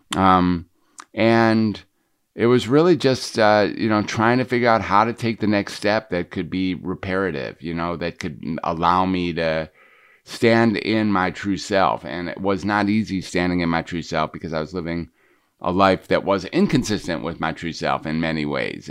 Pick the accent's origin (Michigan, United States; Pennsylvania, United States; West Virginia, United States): Michigan, United States; Detroit; I was growing up in Detroit